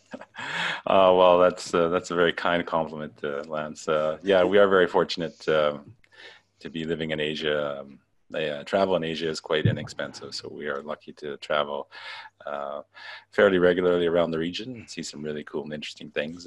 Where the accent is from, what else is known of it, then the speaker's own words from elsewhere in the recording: Canada; moved away as an adult; now in Macau; I'm uh, originally from Canada. I've uh, been, overseas now for about uh, 11 years